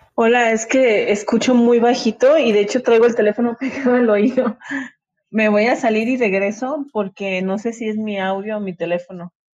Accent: Monterrey, Nuevo León, Mexico; now in Mexico City, Mexico; Yo soy de Monterrey, pero estoy viviendo en la Ciudad de México.

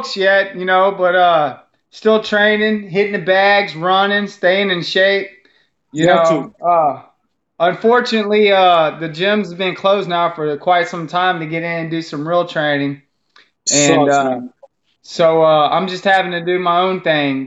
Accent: Cajun, Louisiana, United States; now in Mississippi, United States; I'm straight up Cajun as it gets

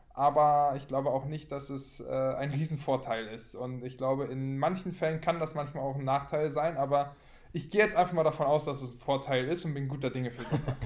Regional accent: Berlin, Germany; moved away as an adult; also born or lived in Dormagen / Minden; als Berliner Junge

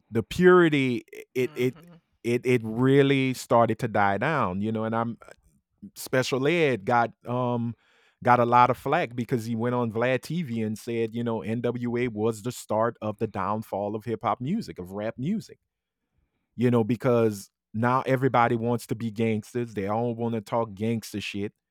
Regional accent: Compton, California, United States; I'm from Compton. I'm from Compton, California. And this is what happens in Compton.

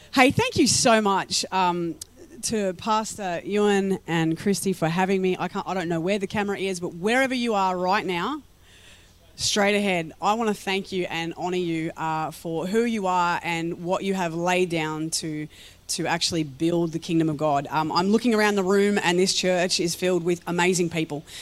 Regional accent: Melbourne, Victoria, Australia; I'm a girl from Melbourne, Victoria. I have grown up in the country for a portion of my life

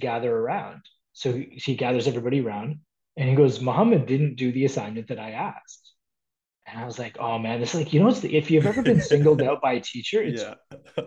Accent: Toronto, Ontario, Canada; I was born and raised in Toronto

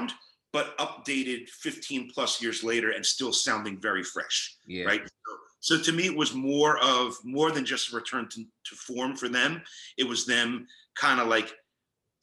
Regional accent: Philadelphia, Pennsylvania, United States; I'm a Philadelphian, I'm a native Philadelphian

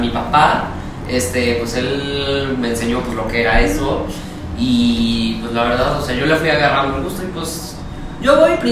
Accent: Querétaro, Mexico; Yo soy queretano, o sea, de familia, cuatro generaciones paso.

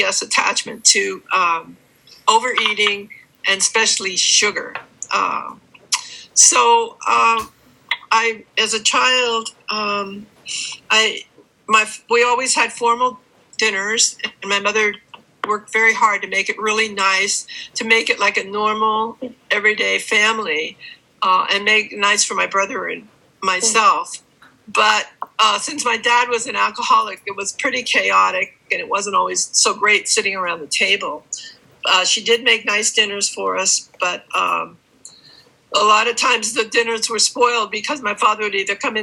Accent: San Francisco, California, United States; also born or lived in Oakland; now in Pacifica, United States; I've been born and raised in San Francisco. I've lived most of my life, pretty much all of my life in the Bay Area.

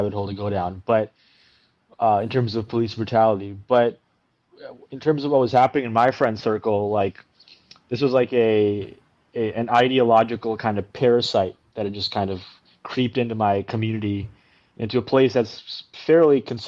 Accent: Canada; also born or lived in India; I'm from India, by the way. That's where I was born. And then we came to Canada when I was about 4 years of age

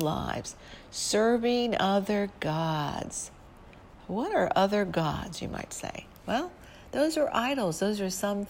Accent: St. Louis, Missouri, United States; I'm from St. Louis

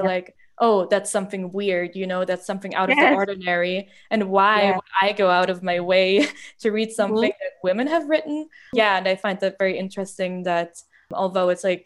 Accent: Germany; I grew up in Germany, and I remember in high school

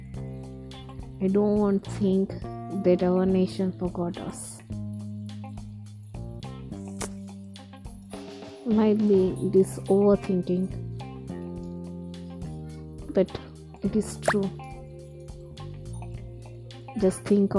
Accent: India; we are Indian

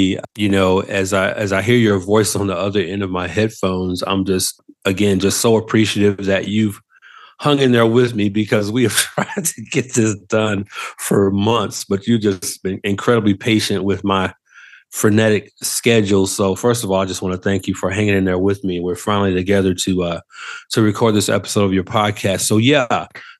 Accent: Atlanta, Georgia, United States; who's on the East Coast in my hometown of Atlanta. I'm here on the West Coast in Southern California.

